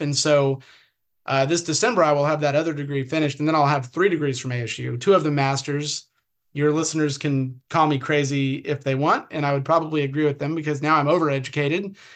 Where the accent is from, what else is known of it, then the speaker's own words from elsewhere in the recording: California, United States; also born or lived in Odessa, Texas / Oklahoma City, Oklahoma; now in Arizona, United States; I grew up in the Pac-10 area, you know, Pac USC, UCLA games, the Rose Bowl was 10 miles from my house